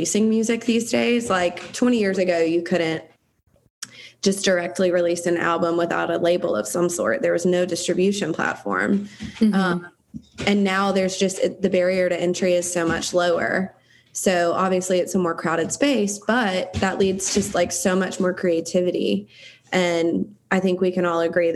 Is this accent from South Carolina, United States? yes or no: yes; South Carolina, United States; I was raised in South Carolina. Like, that's just never going to change, and I can't change my accent.